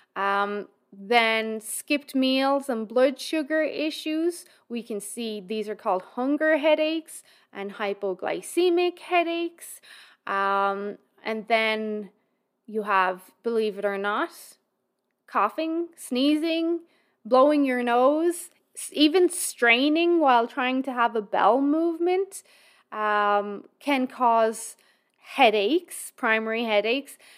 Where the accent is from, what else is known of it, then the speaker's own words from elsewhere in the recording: Ireland; now in Alberta, Canada; we're all Irish